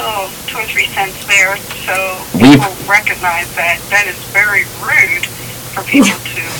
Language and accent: English; United States; also born or lived in New York / Lancaster County, Pennsylvania; born and raised in New York and Lancaster County.